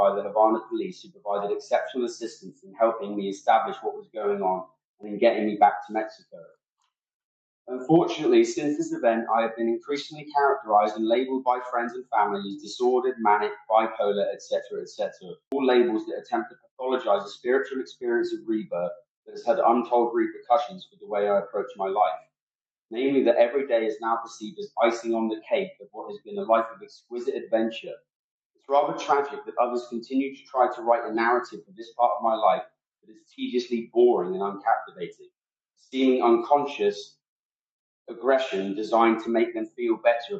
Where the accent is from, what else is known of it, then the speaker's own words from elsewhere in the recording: England, United Kingdom; here in the north of England. I am shocked and appalled that this has happened in my home country